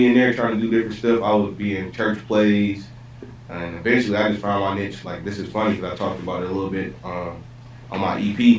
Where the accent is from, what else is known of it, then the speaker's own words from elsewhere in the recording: Atlanta, Georgia, United States; also born or lived in Michigan; I'm from Atlanta.